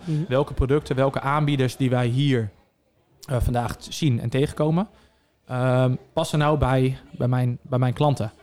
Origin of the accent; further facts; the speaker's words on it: Zeewolde, Flevoland, Netherlands; 32 jaar en ik kom uit Zeewolde